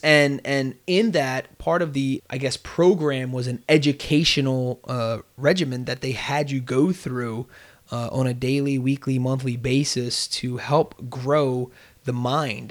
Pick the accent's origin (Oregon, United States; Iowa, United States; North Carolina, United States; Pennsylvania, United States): Pennsylvania, United States; Bristol; also born or lived in Delaware County, Pennsylvania; I rep Bristol through and through. That was where I was raised.